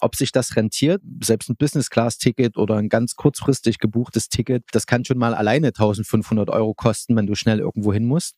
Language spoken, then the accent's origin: German; Germany; das steckt mir als Deutscher drin